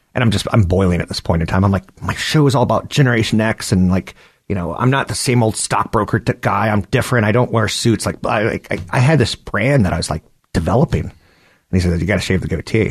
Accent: East Coast, United States; now in California, United States; You and I grew up on the East Coast

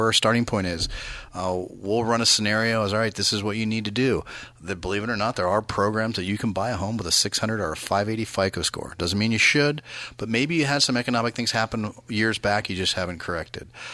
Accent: Bay Area, California, United States; We're both from the Bay Area

